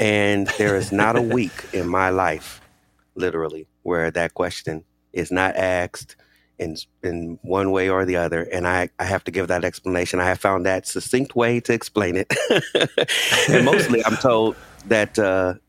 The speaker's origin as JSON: {"language": "English", "town": "Inglewood", "region": "California", "country": "United States", "tie": "born or raised there", "said": "I grew up in a pastor's home here in Los Angeles. I grew up in Inglewood, California"}